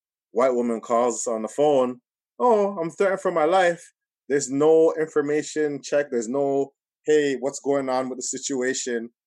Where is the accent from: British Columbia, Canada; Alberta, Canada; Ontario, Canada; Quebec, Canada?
Ontario, Canada; Toronto; we're from Toronto, we're in the GTA